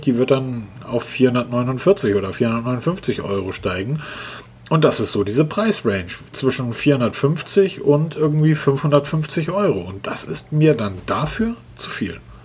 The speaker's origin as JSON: {"language": "German", "region": "Northern Germany", "country": "Germany", "said": "für mich als Norddeutscher"}